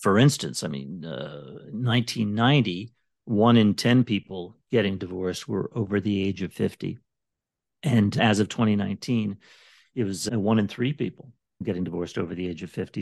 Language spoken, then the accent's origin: English; Canada; moved away as an adult; now in Las Vegas, United States; I'm from Canada originally